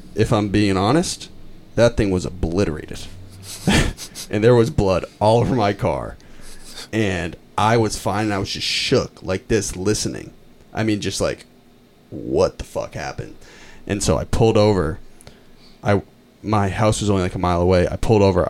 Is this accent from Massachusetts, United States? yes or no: yes; Lincoln, Massachusetts, United States; I'm from Lincoln, Mass, and I grew up on Deer Haven Road